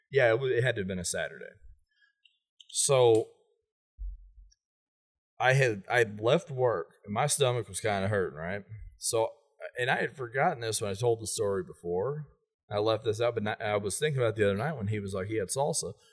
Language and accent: English; Fairview Heights, Illinois, United States; and I'm from Fairview Heights, I leave Fairview and I, am like, man, my stomach is killing me.